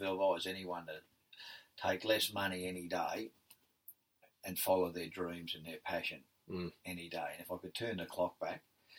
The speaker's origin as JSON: {"language": "English", "region": "Victoria", "country": "Australia", "moved": "as an adult", "said": "I moved to Perth, Central Coast, when I was from Victoria in the Army"}